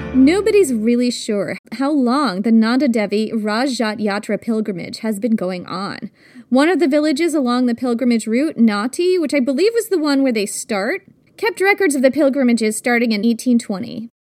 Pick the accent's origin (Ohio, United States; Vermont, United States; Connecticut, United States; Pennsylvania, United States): Vermont, United States; moved away; I grew up in Vermont